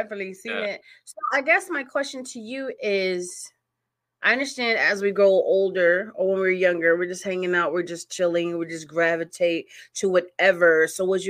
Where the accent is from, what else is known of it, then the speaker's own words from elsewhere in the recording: Connecticut, United States; I'm from Connecticut.